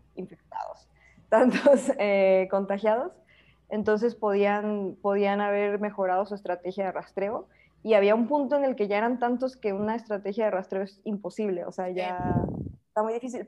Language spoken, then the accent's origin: Spanish; Mexico; moved away; also born or lived in New Zealand; para mí como, como mexicana que, no seguimos tanto las reglas